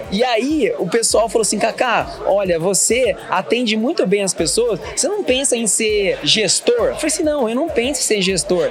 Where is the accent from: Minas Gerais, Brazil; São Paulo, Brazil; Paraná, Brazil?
Minas Gerais, Brazil; Pouso Alegre; eu sou mineiro, de Pouso Alegre